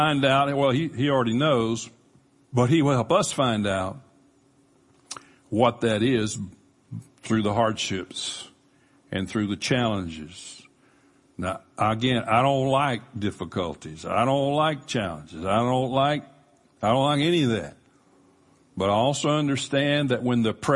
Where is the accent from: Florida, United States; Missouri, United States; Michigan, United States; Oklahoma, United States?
Florida, United States; Panama City; we grew up in Panama City, near Panama City Beach